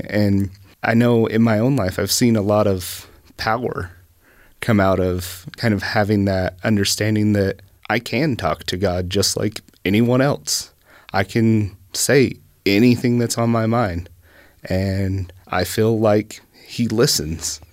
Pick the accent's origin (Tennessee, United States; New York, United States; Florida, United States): Tennessee, United States; East; moved away; I grew up in East Tennessee